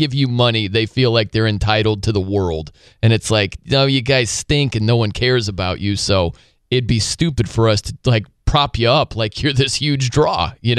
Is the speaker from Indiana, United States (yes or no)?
yes; South Bend, Indiana, United States; now in Albany, United States; But you know my hometown is South Bend, Indiana.